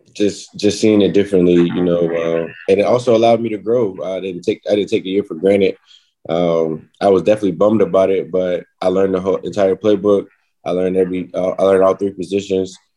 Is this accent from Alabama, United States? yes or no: no; North Carolina, United States; now in Kansas City, United States; I'm from North Carolina